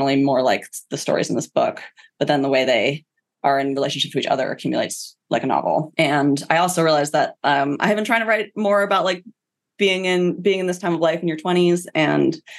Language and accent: English; United States; as an American